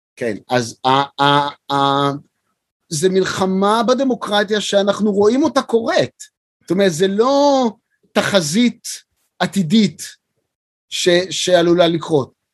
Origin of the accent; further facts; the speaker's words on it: Beersheba, Southern District, Israel; שגדלתי בבאר שבע